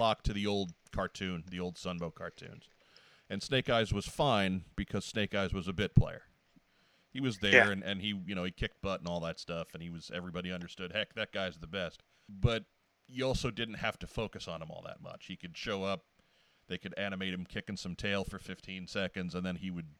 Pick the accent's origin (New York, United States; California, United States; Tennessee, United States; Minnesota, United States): New York, United States; Long Island; now in St. Louis, United States; I grew up in New York